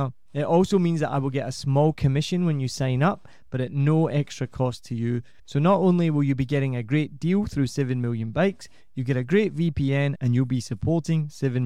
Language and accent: English; Glasgow, Scotland, United Kingdom; moved away; I'm not Irish, I'm Scottish